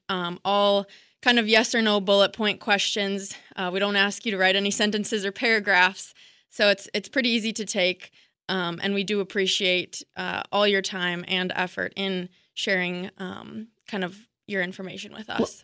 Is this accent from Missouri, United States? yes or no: yes; Missouri, United States; moved away as an adult; also born or lived in Wisconsin; now in Rio, Wisconsin, United States; I'm originally from Missouri. Um, I moved to Wisconsin in 2017